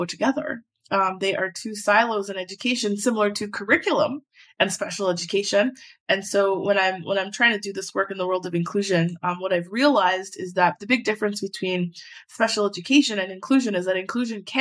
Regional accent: Edmonton, Alberta, Canada; I am from Edmonton, born and raised from the north side. I grew up in Castle Downs

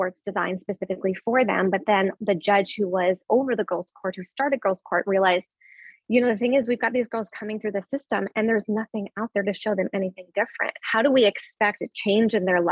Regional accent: Midwest, United States; I am from the Midwest

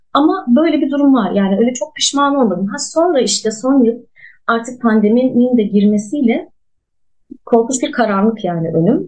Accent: Ankara, Turkey; moved away as an adult; now in Mersin, Turkey; Ankara'da doğdum büyüdüm

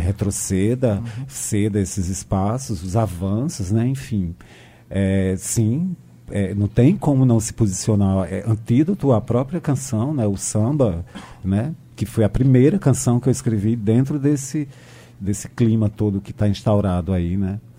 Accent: Brazil; eu sou filho desse Brasil

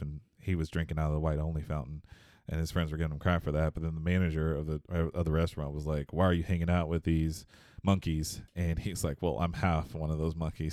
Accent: Houston, Texas, United States; moved away as an adult; now in Michigan, United States; Houston, I was born and raised in Houston

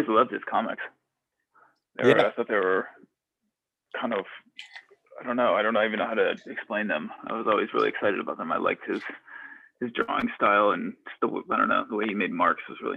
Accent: Vermont, United States; moved away; also born or lived in Portland, Oregon / Sacramento, California / Pensacola, Florida / Boston; I grew up in Vermont and then lived a bunch of different places, like in Portland, Oregon for a long time.

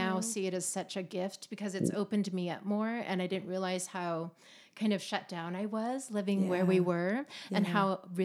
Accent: Long Beach, California, United States; I'm from Long Beach

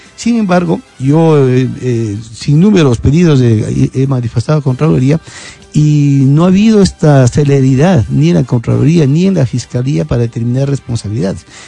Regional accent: Quito, Pichincha, Ecuador; soy un quiteño común como todo el resto

